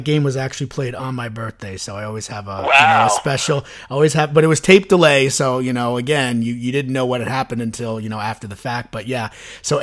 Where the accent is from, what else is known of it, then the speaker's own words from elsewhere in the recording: Suffern, New York, United States; I am a Suffren guy. I grew up in Suffren